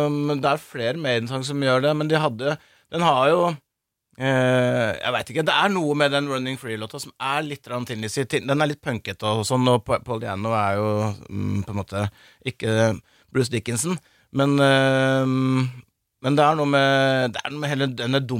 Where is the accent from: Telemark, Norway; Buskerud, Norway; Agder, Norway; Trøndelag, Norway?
Buskerud, Norway; Gol; Jeg er fra Gol, ja.